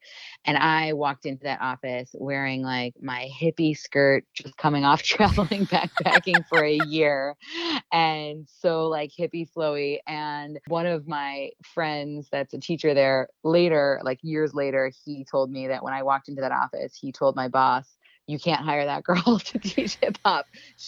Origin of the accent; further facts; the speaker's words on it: Detroit, Michigan, United States; also born or lived in Indiana; I've been dancing since I was 2 years old in Detroit, Michigan. I grew up at Annette and Company School of Dance